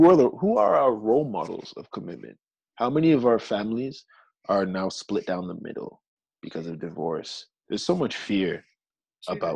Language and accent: English; Georgia, United States; moved away; I'm from Georgia.